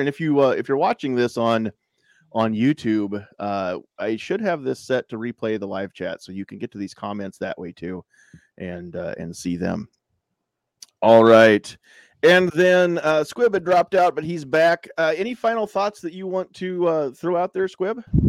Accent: United States; As an American

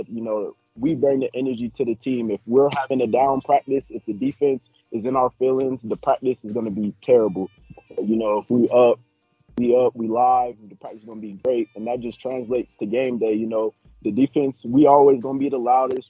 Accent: Fountain, Colorado, United States; So I'm actually a Fountain native, so I grew up in Fountain

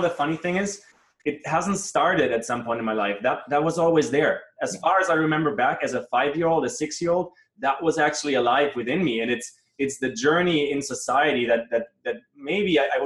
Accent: Munich, Bavaria, Germany; English is a second language; moved away; I grew up in Germany, in Munich, close to Munich area, and V's and W's are hard for me in the English language

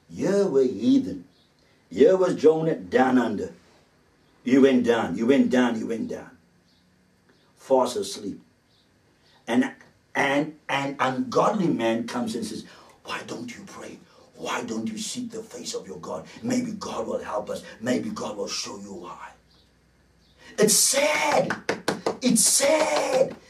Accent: South Africa; being a South African growing up in the apartheid era

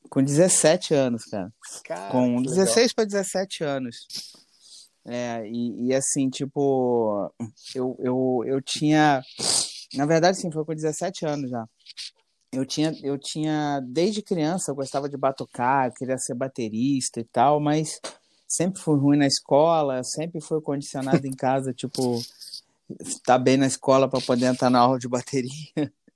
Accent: Petrópolis, Rio de Janeiro, Brazil; eu sou de Petrópolis, Rio de Janeiro, uma cidade pequena

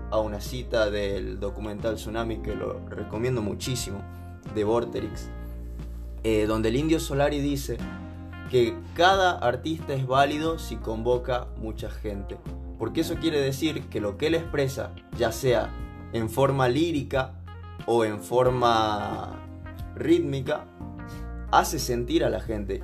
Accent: Salta, Argentina; Yo nací en Salta y el hecho de que a mi infancia me transporte estar en festivales donde me llevaban mis viejos

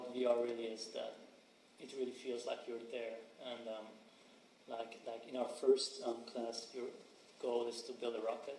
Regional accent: Zurich, Switzerland; moved away as an adult; also born or lived in St. Gallen; now in San Francisco, United States; So I was born and raised in Zurich.

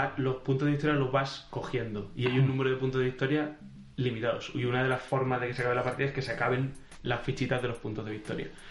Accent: Albacete, Castilla-La Mancha, Spain; éramos de la tierra de Don Quijote

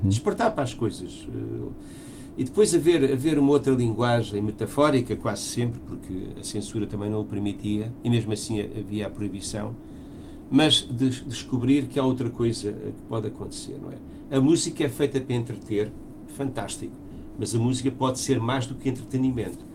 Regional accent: Portugal

